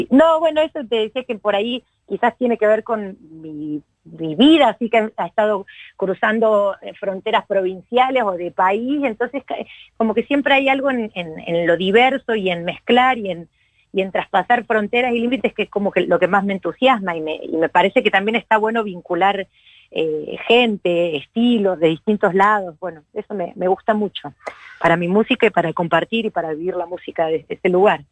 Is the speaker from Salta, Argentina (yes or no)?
no; Córdoba, Argentina; also born or lived in Mendoza, Argentina / Mexico; yo nací en Mendoza, pero ah, en realidad he vivido casi toda mi vida en Córdoba, porque tengo todas mis familias de acá, la mayor parte, así que soy, bueno, me asumo como cordobesa